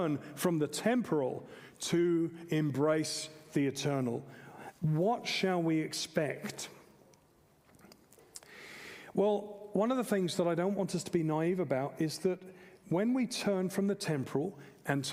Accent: England, United Kingdom; moved away as an adult; now in Australia; I'm also an English man and a British citizen

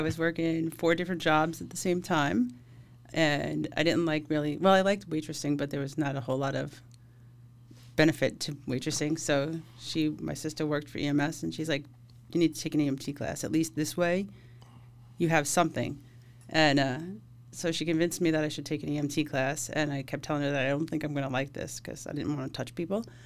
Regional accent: Suffolk County, Long Island, New York, United States; I grew up in Suffolk County.

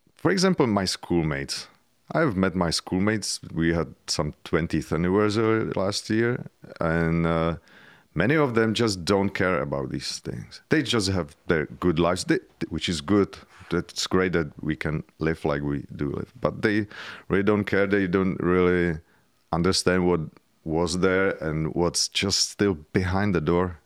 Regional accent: Czechia; I grew up in communism

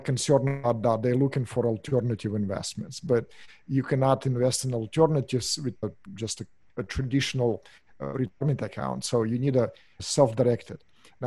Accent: Russia; English is a second language; moved away as an adult; now in Orange County, United States; As you can hear from my accent, I'm not from here. Originally, I'm from Russia, moved here in 1996

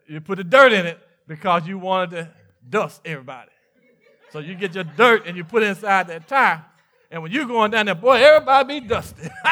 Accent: Mississippi, United States; I was born and raised in, in Mississippi

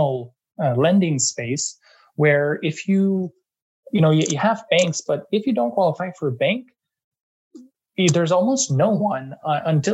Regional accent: Eastern Townships, Quebec, Canada; moved away as an adult; also born or lived in London, United Kingdom / Montreal, Canada; now in Toronto, Canada; I'm from Quebec. I come from the Eastern Townships. Grew up and lived most of my life in Quebec

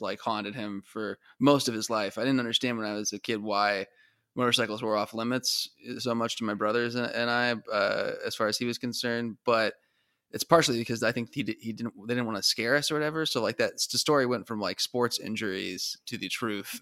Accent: Arizona, United States; growing up in Arizona

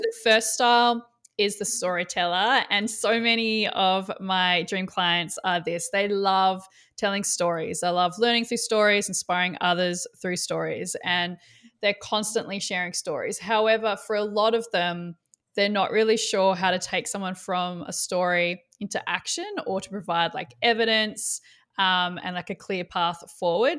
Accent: Australia; I'm Australian

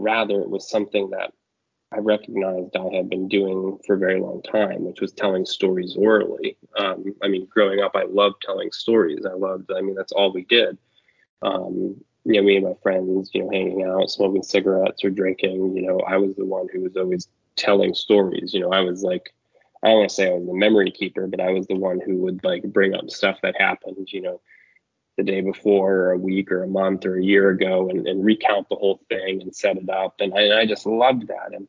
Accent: Maine, United States; I grew up in Maine

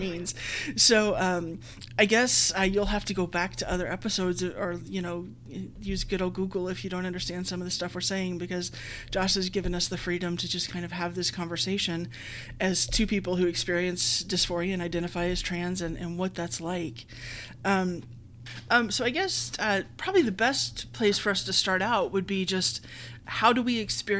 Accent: Texas, United States; now in Tennessee, United States; I grew up in Texas in the 80s

